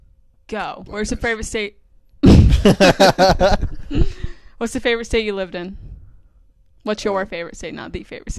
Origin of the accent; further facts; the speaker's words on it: New York, United States; also born or lived in South Carolina / Florida; I'm from New York.